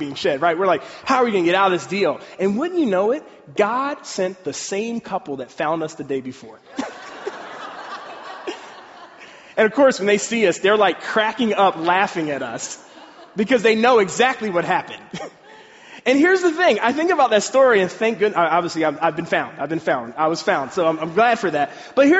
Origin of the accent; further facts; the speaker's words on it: Pennsylvania, United States; I'm from Pennsylvania